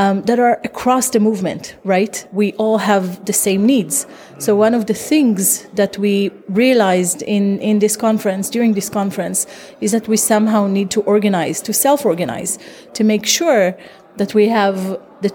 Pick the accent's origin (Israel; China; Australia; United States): Israel; I'm from Israel